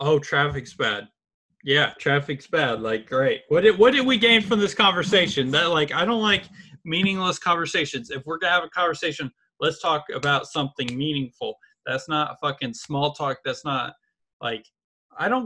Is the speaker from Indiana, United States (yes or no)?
yes; Indianapolis, Indiana, United States; I'm from Indianapolis, my major's TCOM